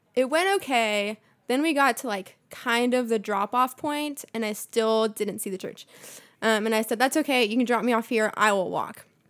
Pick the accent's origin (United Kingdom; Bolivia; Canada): Bolivia; now in United States; I was born in Bolivia, so it's like a slightly poorer country